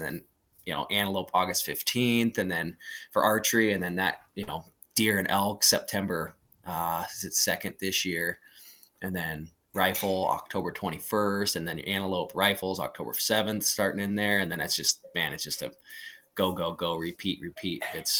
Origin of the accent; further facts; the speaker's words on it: Montana, United States; born and raised in Montana. It's definitely my number one pick.